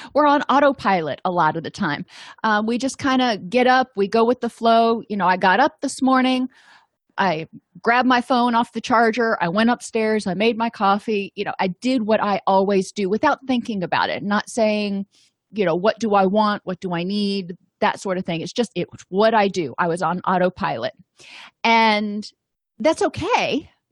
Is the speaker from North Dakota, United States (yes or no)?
no; Florida, United States; I grew up in Florida, and I went to the University of Florida